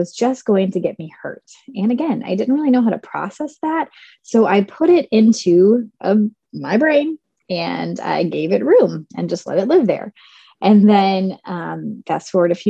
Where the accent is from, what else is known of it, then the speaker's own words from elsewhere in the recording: Southern Indiana, United States; I was born and raised in Southern Indiana, and I grew up on a farm